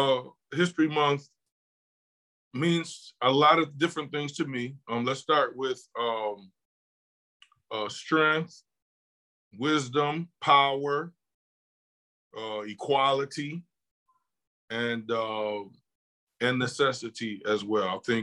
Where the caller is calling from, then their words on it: Buffalo, New York, United States; I am calling from Buffalo, New York.